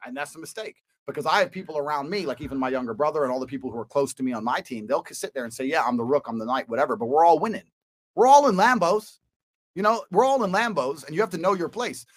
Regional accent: Washington, District of Columbia, United States; moved away; So I was born here in DC.

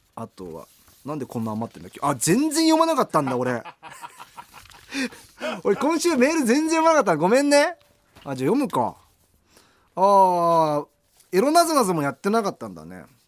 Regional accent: Japan; 日本出身です

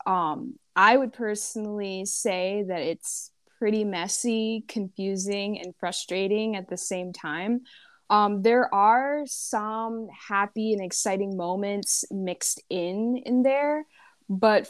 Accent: Chicago, Illinois, United States; I'm from Chicago

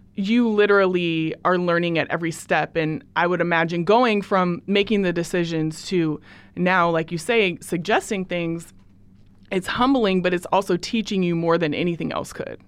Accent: Portland, Oregon, United States; also born or lived in Beaverton, Oregon; I am from Portland, Oregon

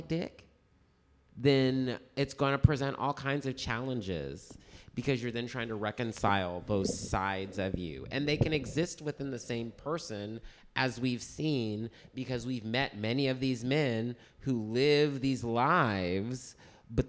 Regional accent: Midwest, United States; now in New York City, United States; I grew up in the Midwest

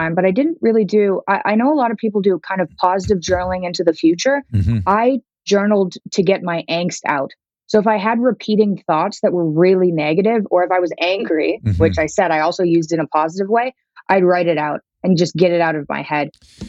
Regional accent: Moscow, Russia; born there; He's Russian. Yeah, I was born in Moscow.

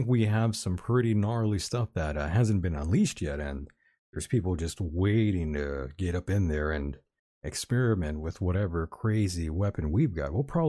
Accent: California, United States; I'm everyone's favorite Californian.

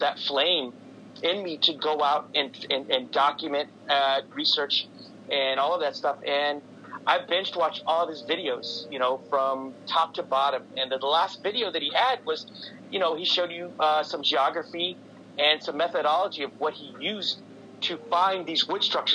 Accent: San Antonio, Texas, United States; I'm from San Antonio, Texas. I'm a native here

